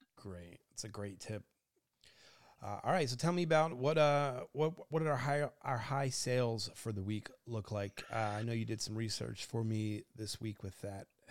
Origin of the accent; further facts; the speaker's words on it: New Jersey, United States; I grew up in New Jersey